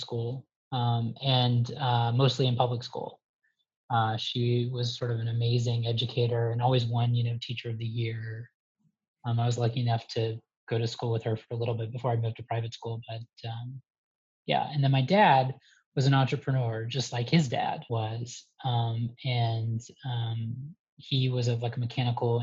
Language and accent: English; Atlanta, Georgia, United States; moved away as an adult; also born or lived in Los Angeles / New York; I grew up in Atlanta, Georgia. I was born in Atlanta